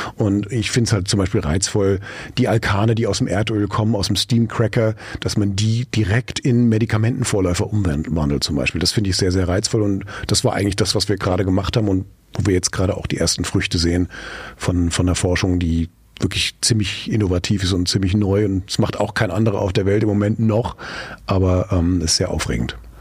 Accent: Frankfurt, Hesse, Germany; now in Mülheim an der Ruhr, Germany; in meiner Heimatstadt äh, äh, Frankfurt

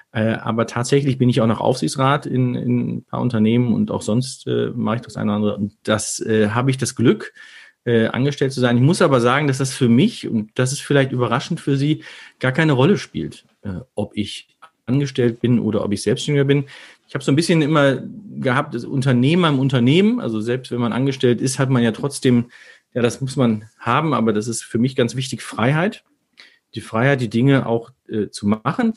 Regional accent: Herne, North Rhine-Westphalia, Germany; now in Düsseldorf, Germany; meine Wurzel ist Herne

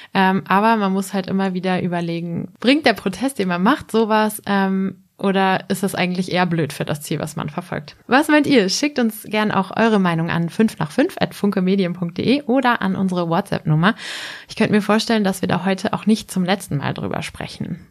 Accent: Germany; ich komme aus der Nähe von Bremen, da wird Becks ja gebraut

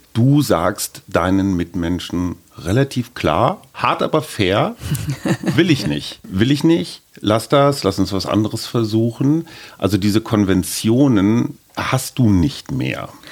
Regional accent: Berlin, Germany; wir sind beide aus Berlin

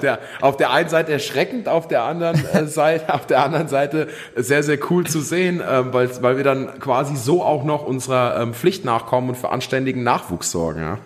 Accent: near Wetzlar, Hesse, Germany; ich komme aus der Nähe von Wetzlar. Das wiederum ist in der Nähe von Gießen.

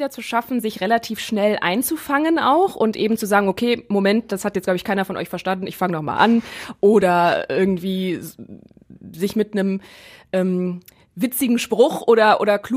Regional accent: Neuss, North Rhine-Westphalia, Germany; moved away as an adult; now in Essen, Germany; ich bin am ähm, 23. Dezember, einen Tag vor Weihnachten 1990 ähm, in Neuss geboren. Bei Düsseldorf ist das eine, eine Region und Stadt. Ähm, ja, und da komme ich her.

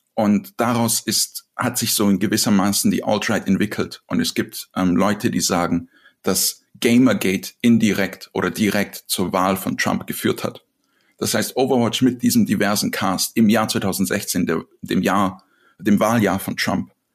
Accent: Serbia; moved away; ich bin aus Serbien

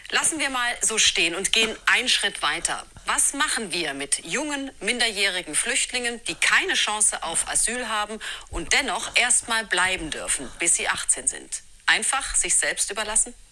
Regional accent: Germany; Ich bin ja Deutscher.

